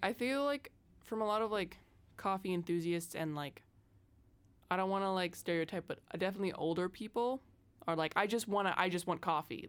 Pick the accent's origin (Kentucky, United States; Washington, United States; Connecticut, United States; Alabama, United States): Washington, United States; Seattle; I'm from Seattle originally. I live here most of the time for school